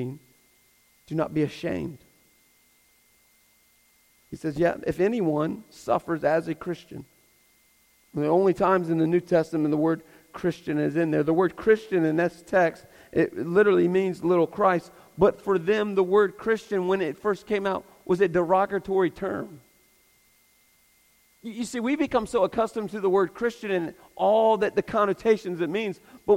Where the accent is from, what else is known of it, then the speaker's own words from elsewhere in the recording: United States; I'm American